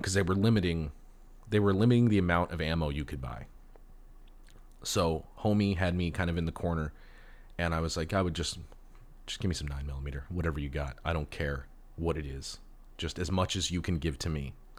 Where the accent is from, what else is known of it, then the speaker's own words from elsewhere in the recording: Los Angeles, California, United States; I was born and raised in Los Angeles